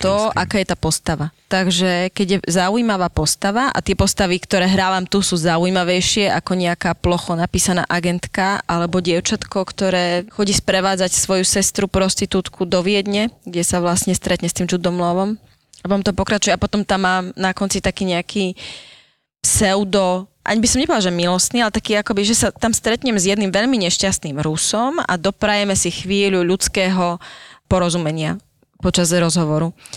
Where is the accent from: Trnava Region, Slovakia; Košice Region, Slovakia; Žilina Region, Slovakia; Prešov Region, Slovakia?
Prešov Region, Slovakia; Prešov; moved away as an adult; now in Bratislava, Slovakia; Áno, obidva sme z Prešova. Ja som tu ostala po škole